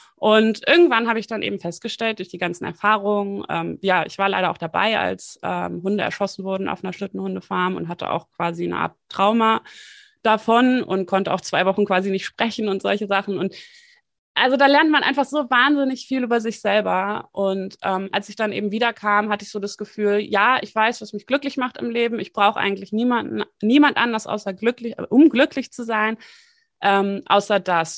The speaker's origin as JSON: {"language": "German", "region": "Hamburg", "country": "Germany", "tie": "born or raised there", "also_born_or_lived": "Bonn", "moved": "as an adult", "said": "Ich bin ähm, in Hamburg geboren, habe mal fünf Jahre, wie gesagt, eben in Bonn gelebt zwischendurch"}